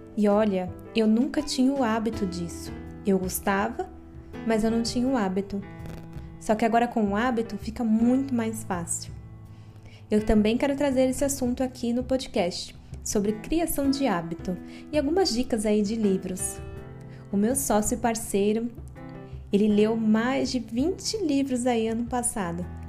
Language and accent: Portuguese; Guarulhos, São Paulo, Brazil; eu nasci e vivo em Guarulhos, São Paulo